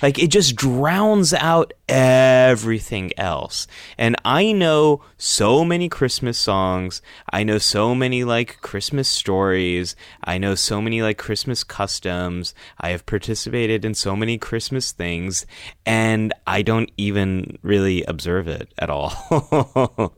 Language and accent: English; Northern California, United States; born or raised there